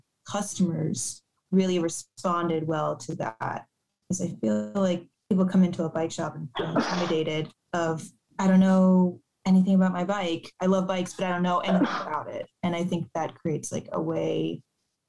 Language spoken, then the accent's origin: English; Miami, Florida, United States; now in Portland, United States; when I was growing up in Miami